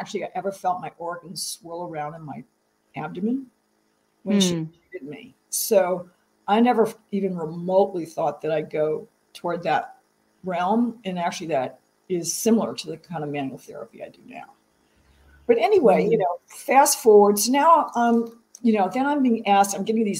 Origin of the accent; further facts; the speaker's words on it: the South, United States; I'm from the South